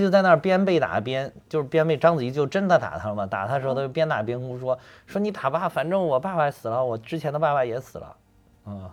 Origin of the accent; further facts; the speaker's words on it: North China Plain, China; 像我们老家那边，就华北平原这块儿